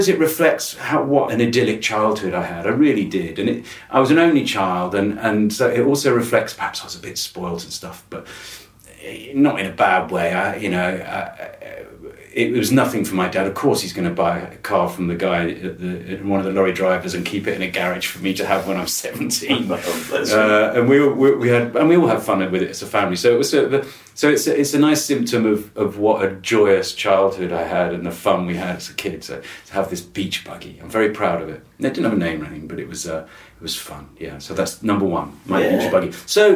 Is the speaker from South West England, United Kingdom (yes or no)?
yes; Wiltshire, South West England, United Kingdom; I grew up in Wiltshire